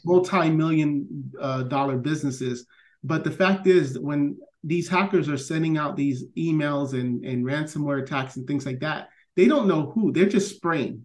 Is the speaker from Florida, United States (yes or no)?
yes; Miami Gardens, Florida, United States; I grew up in Miami Gardens